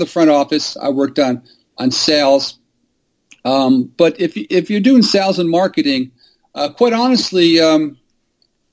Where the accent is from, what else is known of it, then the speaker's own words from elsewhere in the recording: New York City, New York, United States; I was born here in New York City